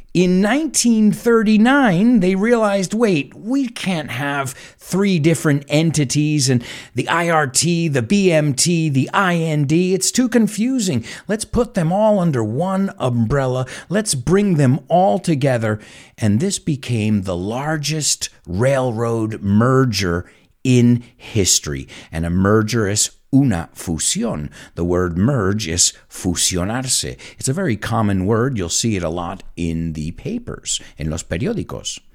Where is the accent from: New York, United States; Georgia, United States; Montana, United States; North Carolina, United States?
New York, United States; New York City; as a New Yorker, as somebody who used these cars every day